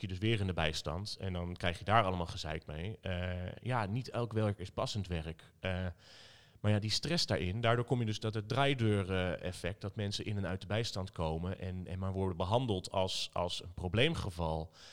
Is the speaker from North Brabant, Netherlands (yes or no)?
no; Zutphen, Gelderland, Netherlands; moved away as an adult; now in Arnhem, Netherlands; opgegroeid in Zutphen, maar ik woon inmiddels vijftien jaar in Arnhem